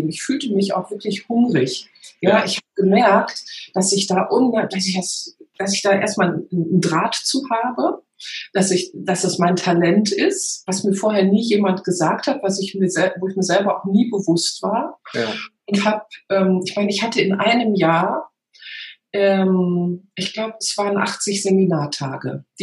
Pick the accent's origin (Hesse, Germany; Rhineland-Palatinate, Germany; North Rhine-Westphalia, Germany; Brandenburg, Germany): North Rhine-Westphalia, Germany; Genau, und da hilft mir natürlich die rheinische Mentalität. Ja, ich komme aus der Nähe von Köln